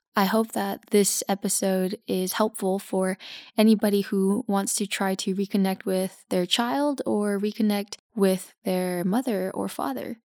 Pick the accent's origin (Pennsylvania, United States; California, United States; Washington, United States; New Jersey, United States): California, United States; Los Angeles; moved away as an adult; now in Belgium; I grew up in Los Angeles